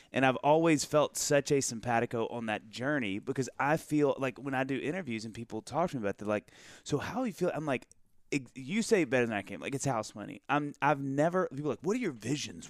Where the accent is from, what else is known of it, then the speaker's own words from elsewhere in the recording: the South, United States; we're both from the South